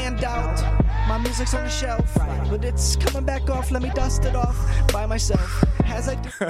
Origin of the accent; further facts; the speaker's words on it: Indiana, United States; But I'm from Indiana. You know what I'm saying?